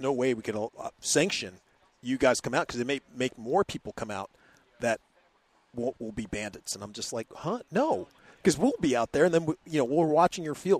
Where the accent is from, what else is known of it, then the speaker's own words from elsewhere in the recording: Anchorage, Alaska, United States; now in Texas, United States; I'm originally from Anchorage, Alaska